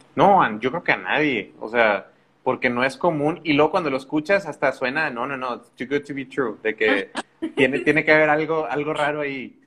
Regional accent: Monterrey, Nuevo León, Mexico; now in Querétaro, Mexico; yo soy de Monterrey, de una ciudad que está al norte de México, casi, casi pegado a la frontera con Estados Unidos

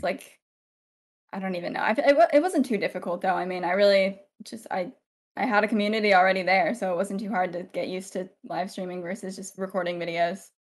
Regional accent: Central Valley, California, United States; also born or lived in Montana; I've grown up in, uh, Central Valley, California, my whole life

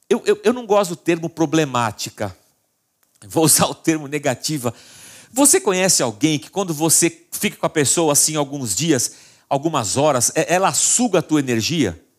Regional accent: Barbacena, Minas Gerais, Brazil; Porque lá de Barbacena, de onde eu vim, a gente queria resolver as pessoas, sempre.

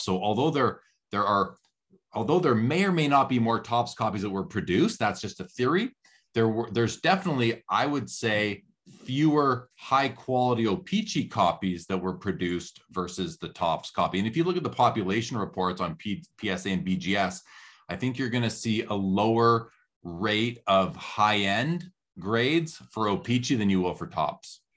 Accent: Canada; Growing up in Canada

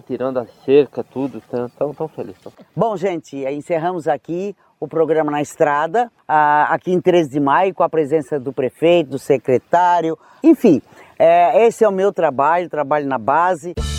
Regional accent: Criciúma, Santa Catarina, Brazil; Criciúma, minha terra natal

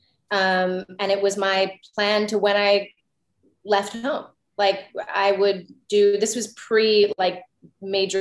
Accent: Canada; also born or lived in Vancouver

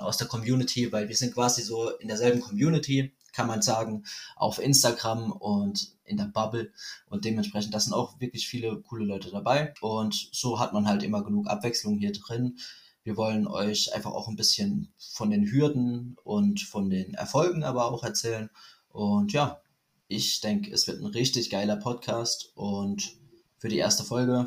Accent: Germany; ich bin aus Deutschland

